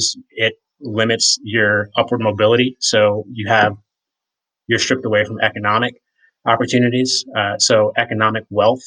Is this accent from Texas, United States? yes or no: no; rural Virginia, United States; now in Colorado, United States; I grew up in a small town in rural Virginia that's 20 minutes away from where the Civil War ended